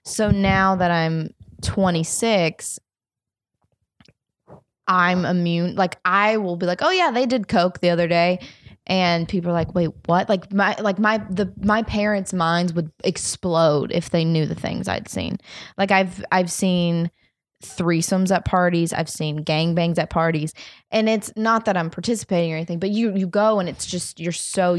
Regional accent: Alabama, United States; So I grew up in the South, small town, conservative family, very conservative area where I was a Christian Jew

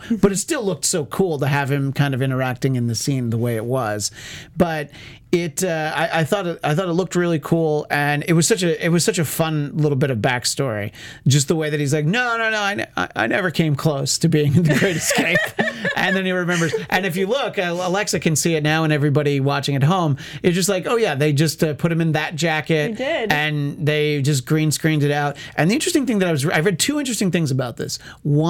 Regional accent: New York, United States; now in Los Angeles, United States; I grew up in New York State

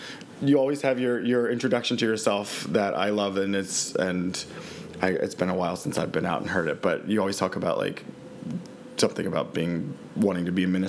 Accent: Westminster, Maryland, United States; I grew up in Westminster

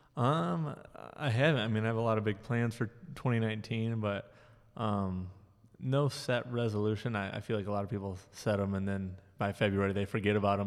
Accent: Jackson, Michigan, United States; also born or lived in Mount Pleasant, Michigan; I grew up here in Jackson.

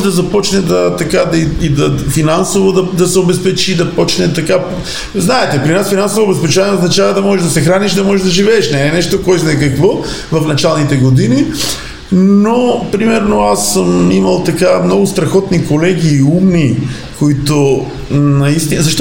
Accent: Bitola, Pelagonia, North Macedonia; аз съм от Битоли, един много така мога да кажа хубав град, около 100 000 човека, втор град Македония с добра култура, архитектура

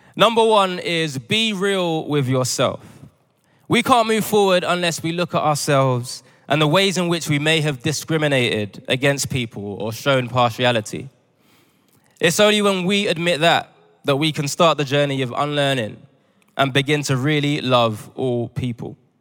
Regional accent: United Kingdom; also born or lived in Ghana (parents); I was raised in the United Kingdom.

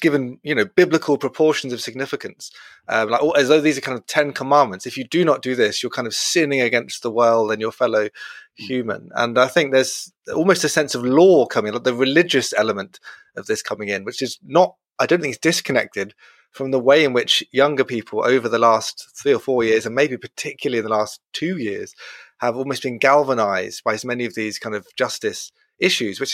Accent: Brighton, South East England, United Kingdom; I'm from Brighton

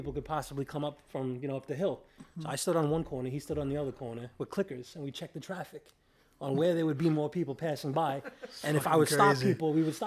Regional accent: New York City, New York, United States; moved away as an adult; now in Westchester, United States; I'm basically from the Bronx

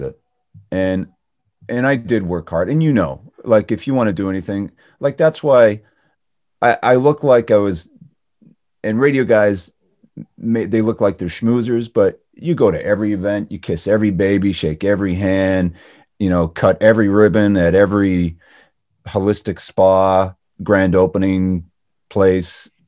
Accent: Canada; moved away; Being Canadian

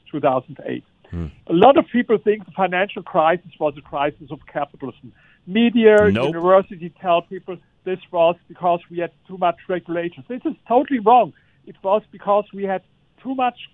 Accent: Germany; I come from Germany

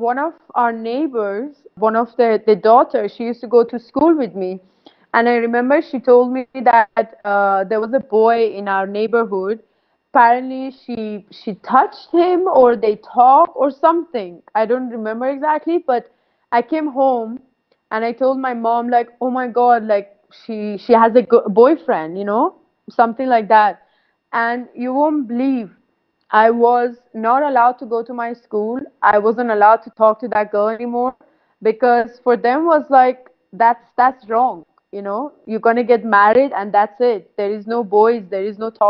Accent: Saveh, Markazi, Iran; born there; English is a second language; i wasn't born in tehran uh, i was born in Saveh Saveh is a very small city uh, near like uh, how many hours from Tehran?

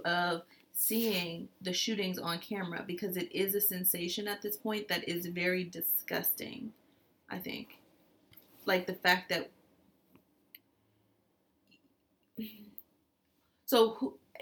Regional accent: United States; as an American

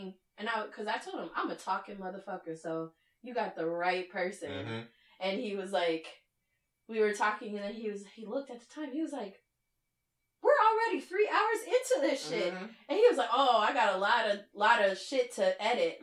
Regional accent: Minnesota, United States; now in Houston, United States; I'm originally from Midwest, from where? Minnesota

